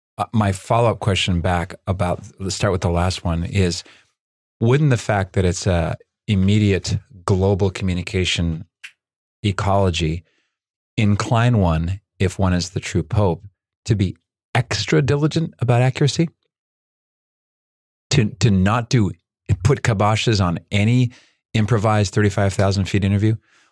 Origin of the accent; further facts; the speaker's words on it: Chile; born there; I was born in Chile.